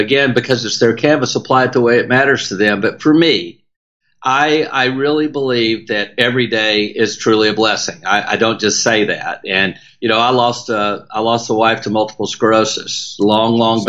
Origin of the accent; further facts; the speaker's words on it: South Louisiana, United States; accent: Southern twang; we do it openly and with a culture that's so amazing in South Louisiana